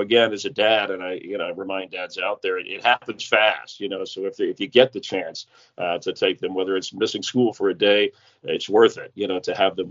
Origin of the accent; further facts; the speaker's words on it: South Florida, United States; moved away; also born or lived in Los Angeles; I grew up in South Florida, and then we lived in Los Angeles